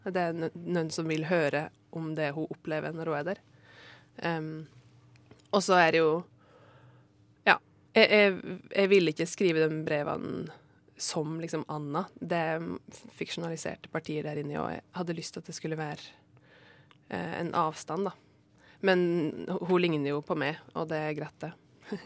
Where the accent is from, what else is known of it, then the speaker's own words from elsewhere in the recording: Norway; jeg er jo eh, fra Norge